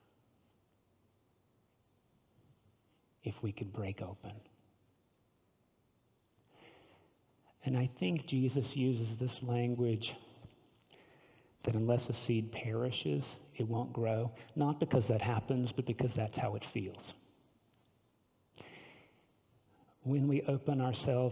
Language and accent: English; the South, United States; as a Southerner, we all prize our manners, especially in the South